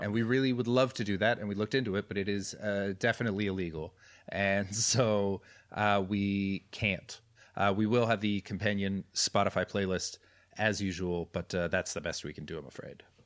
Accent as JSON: {"language": "English", "town": "Surrey", "region": "British Columbia", "country": "Canada", "tie": "born or raised there", "moved": "yes"}